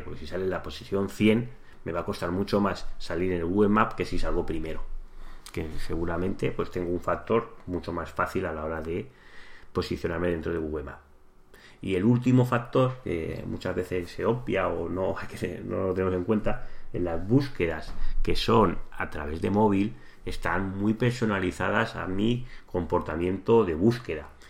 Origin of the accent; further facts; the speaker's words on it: Santa Coloma de Gramenet, Catalonia, Spain; yo soy de Santa Coloma, que es una ciudad que es limítrofe con Barcelona